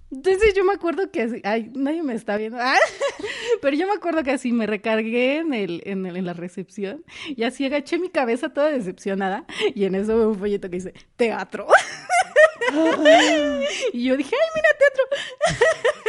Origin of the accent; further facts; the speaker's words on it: Jiutepec, Morelos, Mexico; yo soy de Morelos y pues Morelos no es un estado donde haya mucho teatro. Y en mi municipio menos